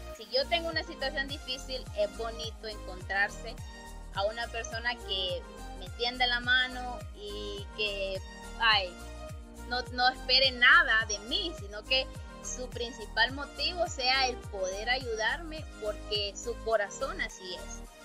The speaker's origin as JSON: {"language": "Spanish", "country": "Honduras", "said": "yo soy hondureña, a nosotros comúnmente se nos conocen como catrachos o catrachas"}